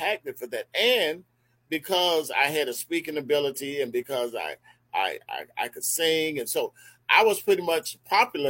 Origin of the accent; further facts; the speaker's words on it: Miami Gardens, Florida, United States; moved away as an adult; now in Daytona Beach, United States; I'm from Carroll City.